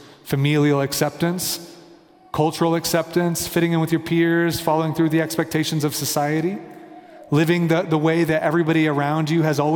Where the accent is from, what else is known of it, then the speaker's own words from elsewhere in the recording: Kansas City, United States; now in Denver, United States; I'm from Kansas City, my family's in Kansas City, I'm in Denver